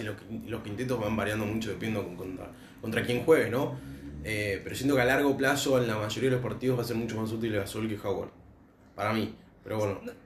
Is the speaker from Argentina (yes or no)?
yes; Argentina; nosotros como argentinos